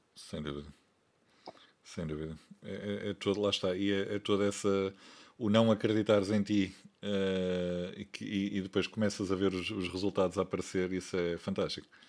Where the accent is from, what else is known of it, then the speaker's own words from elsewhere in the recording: Porto, Norte, Portugal; sou do Porto